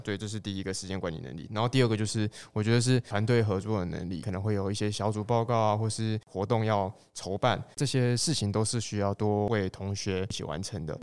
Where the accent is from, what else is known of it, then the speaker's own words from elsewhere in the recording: Kaohsiung, Taiwan; moved away as an adult; also born or lived in Hsinchu; 我是高雄人